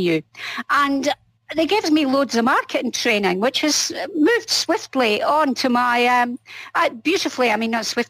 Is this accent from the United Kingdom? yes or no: yes; Scotland, United Kingdom; I'm Scottish